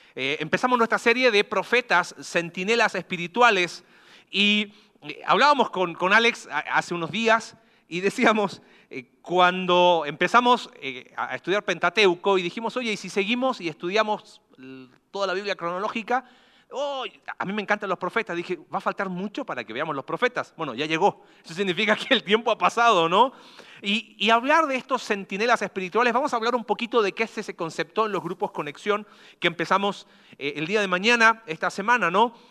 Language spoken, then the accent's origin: Spanish; Coquimbo, Chile; ¿de dónde eres tú? De Coquimbo.